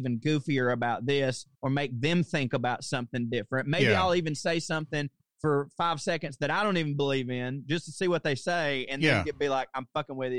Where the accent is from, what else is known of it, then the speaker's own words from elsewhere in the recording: Chickamauga, Georgia, United States; moved away as an adult; also born or lived in Chattanooga, Tennessee / New York; I'm from Chickamauga, Georgia